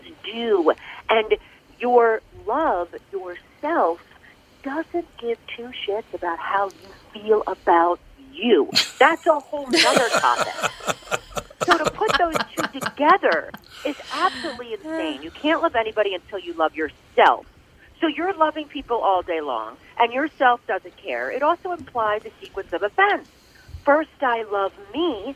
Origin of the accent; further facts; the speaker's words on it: Philadelphia, Pennsylvania, United States; I'm from Philly